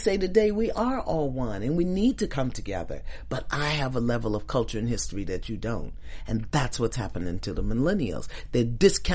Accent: New York City, New York, United States; When I was 12 and 13, and I was bused from Crown Heights, Brooklyn to Flatbush

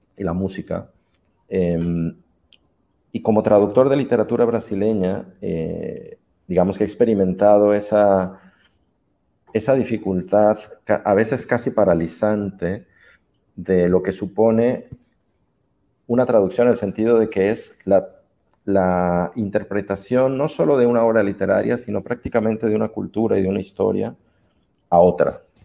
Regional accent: Jalisco, Mexico; moved away as an adult; also born or lived in Guadalajara, Mexico / Xalapa, Veracruz, Mexico / Brazil; now in Barcelona, Spain; soy un mexicano que vive en Barcelona

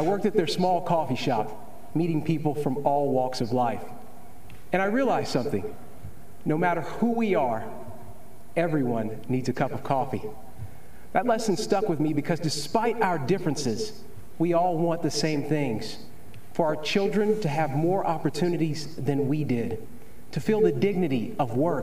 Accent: Kentucky, United States; born or raised there

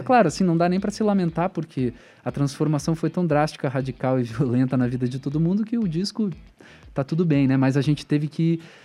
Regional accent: Porto Alegre, Rio Grande do Sul, Brazil; moved away as an adult; now in Curitiba, Brazil; da vila onde eu cresci, a Vila Bom Jesus, em Porto Alegre

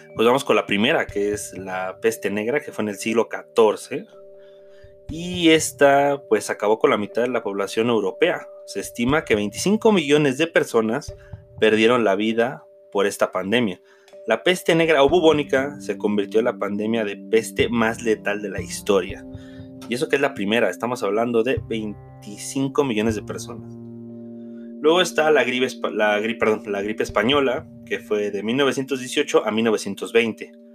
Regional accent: Mexico; como mexicanos

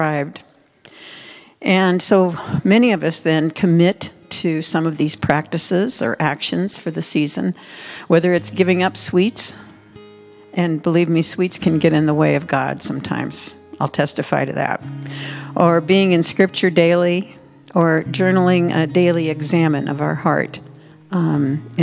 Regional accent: Midwest, United States; when I was growing up in the Midwest

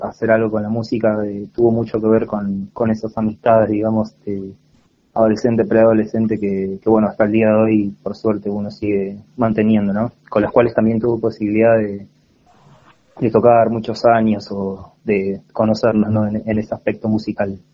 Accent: Cipolletti, Río Negro, Argentina; moved away as an adult; now in Buenos Aires, Argentina; soy de, de Cipolletti, Río Negro

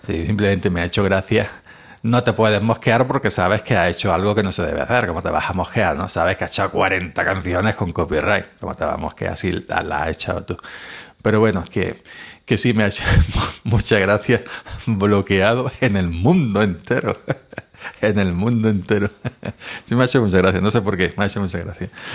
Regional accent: Spain; en mi país, en España

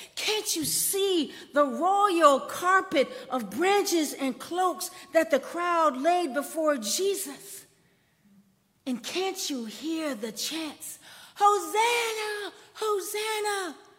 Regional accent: Columbia, South Carolina, United States; when I was growing up in Columbia, and I, I was like the 1970s, my sister attended Booker T. Washington High School. It was the first black high school in Columbia

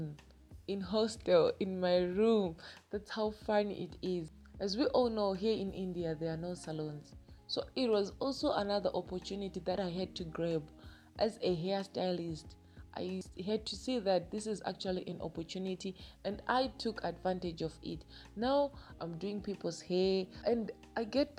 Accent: Zimbabwe; I'm from Zimbabwe

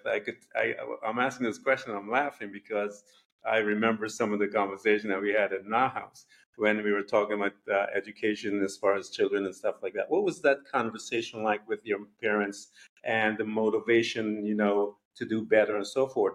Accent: Guyana; I'm from Guyana

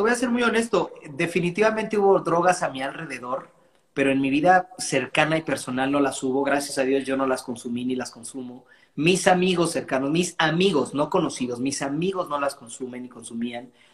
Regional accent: Mexico; yo iba a nacer en Texas, pero tres meses antes de nacer mi mamá se vino a vivir acá. Y entonces eh, en mi casa se habla inglés y yo crezco escuchando solamente música anglo.

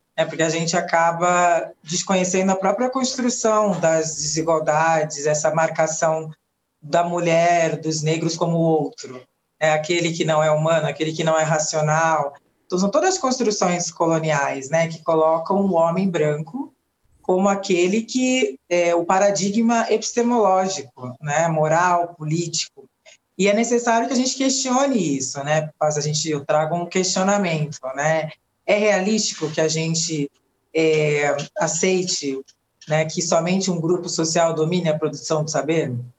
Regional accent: Santos, São Paulo, Brazil; quando eu comecei a trabalhar numa organização chamada Casa de Cultura da Mulher Negra em Santos, litoral de São Paulo, onde eu nasci

